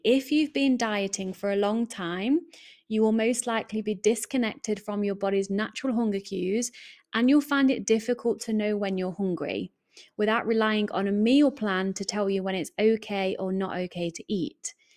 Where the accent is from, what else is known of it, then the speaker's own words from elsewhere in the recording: England, United Kingdom; accent: English; I am English, my accent kinda gives that away